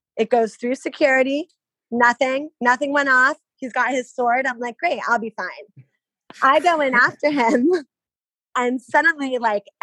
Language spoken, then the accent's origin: English; outside of New York, United States; I grew up outside of New York, an hour outside of New York City.